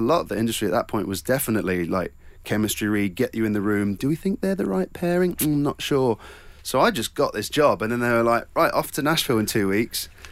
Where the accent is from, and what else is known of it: Cornwall, South West England, United Kingdom